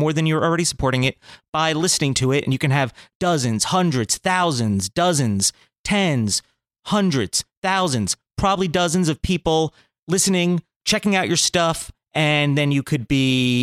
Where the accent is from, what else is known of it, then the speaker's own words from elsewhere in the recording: New Jersey, United States; moved away; also born or lived in Newburgh, New York; I'm from Jersey originally